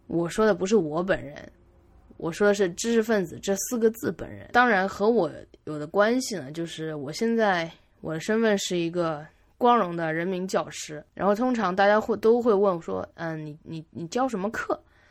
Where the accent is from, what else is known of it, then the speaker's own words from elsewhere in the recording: Jiangsu, China; moved away as an adult; 我都，都在江苏省，从来没有出过省